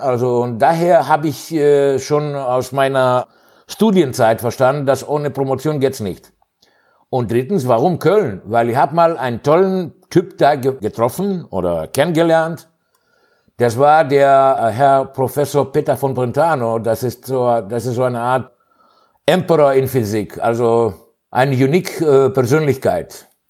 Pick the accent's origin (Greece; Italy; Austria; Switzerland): Greece; German is a second language; moved away as an adult; also born or lived in Hannover, Germany / Thessaloniki, Greece / Cologne, Germany; ich bin äh, in Griechenland aufgewachsen